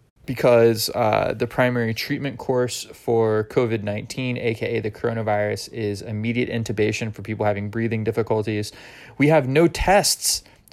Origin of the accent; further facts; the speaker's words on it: about 45 minutes north of Fort Rucker, Alabama, United States; moved away; Fort Rucker, Alabama, which is about 45 minutes south of my hometown.